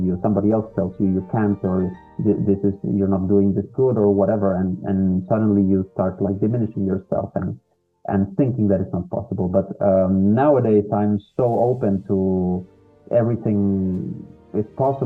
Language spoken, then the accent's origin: English; Peru; moved away; I was living in my home country, Peru. I'm from Peru